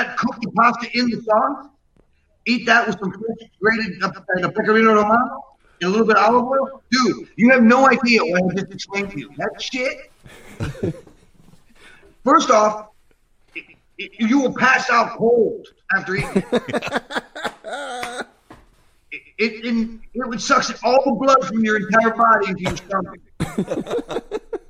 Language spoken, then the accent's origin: English; Yonkers, New York, United States; also born or lived in Rome, Italy; I was born in Yonkers.